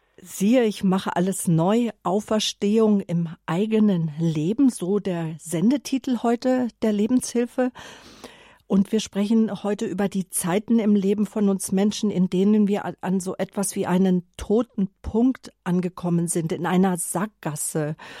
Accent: Germany; bei uns in Deutschland

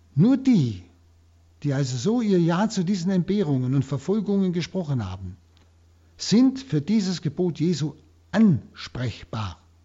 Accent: Germany; hier bei uns in Deutschland

